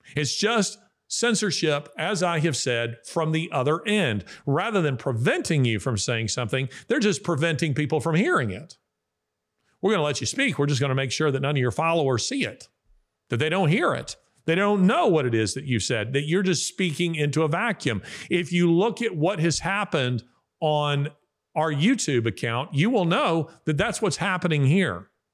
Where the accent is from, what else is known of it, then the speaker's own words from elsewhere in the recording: the South, United States; I am a Southerner, uh, and I mean a, a, a real Southerner of the old school